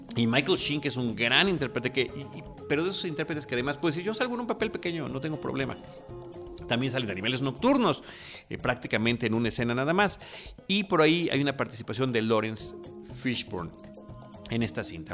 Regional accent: Mexico; Yo soy de México

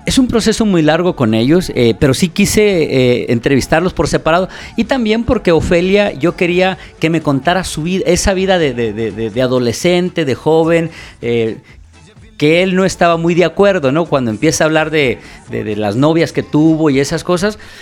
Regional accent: Mexico; now in New York, United States; yo soy un mexicano que radico en Estados Unidos

